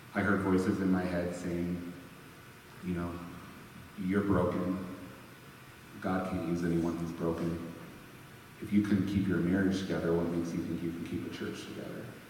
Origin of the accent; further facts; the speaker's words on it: Sturgis, Michigan, United States; moved away as an adult; also born or lived in Grand Rapids, Michigan; I ended up relocating back to my hometown in Michigan